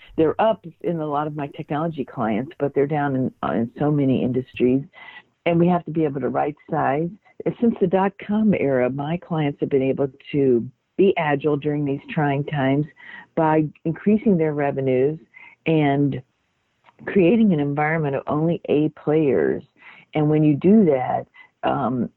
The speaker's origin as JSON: {"language": "English", "region": "Mississippi", "country": "United States", "tie": "born or raised there", "said": "I grew up in Mississippi and went to work at a very young age"}